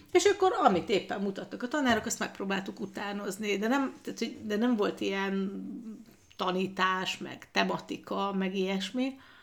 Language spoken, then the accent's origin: Hungarian; Ózd, Borsod-Abaúj-Zemplén, Hungary; moved away as an adult; also born or lived in Budapest / Sweden; Ózdon születtem